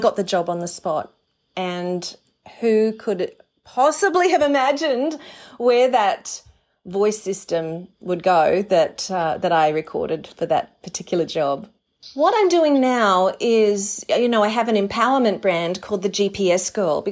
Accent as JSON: {"language": "English", "town": "Mackay", "region": "Queensland", "country": "Australia", "tie": "born or raised there", "also_born_or_lived": "New York, United States", "moved": "as an adult", "said": "as a little girl growing up in Mackay in North Queensland"}